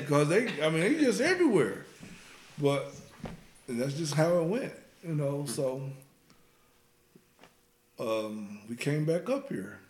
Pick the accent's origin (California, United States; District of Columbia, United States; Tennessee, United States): Tennessee, United States; Chattanooga; moved away as an adult; now in Cleveland, United States; I'm from Chattanooga, Tennessee. I arrived in Cleveland in 1999